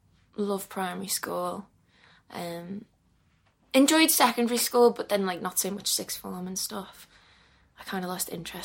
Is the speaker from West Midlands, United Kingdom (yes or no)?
no; Liverpool, North West England, United Kingdom; I loved growing up in Liverpool.